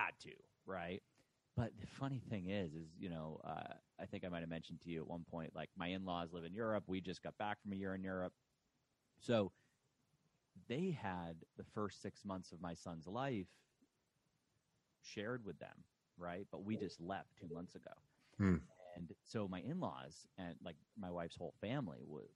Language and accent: English; Boston, Massachusetts, United States; moved away as an adult; now in Texas, United States; growing up in Boston